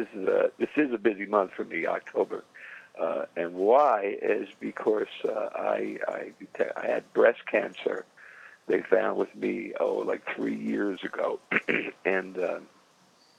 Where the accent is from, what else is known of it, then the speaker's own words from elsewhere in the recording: New York City, New York, United States; moved away; also born or lived in New Jersey; I came from Brooklyn